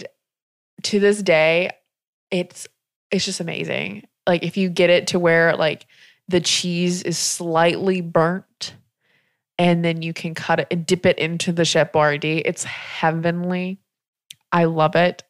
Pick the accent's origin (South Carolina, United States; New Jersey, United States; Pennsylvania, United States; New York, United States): South Carolina, United States; I was raised in South Carolina in a trailer